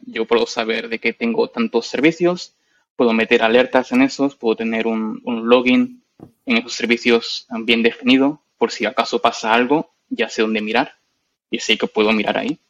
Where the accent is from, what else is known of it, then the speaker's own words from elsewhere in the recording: Madrid, Community of Madrid, Spain; moved away as an adult; now in London, United Kingdom; yo soy de Madrid, de España. Nací allí